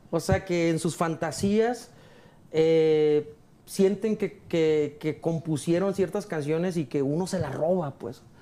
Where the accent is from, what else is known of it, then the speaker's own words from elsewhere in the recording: Mazatlán, Sinaloa, Mexico; yo soy sinaloense, soy mazatleco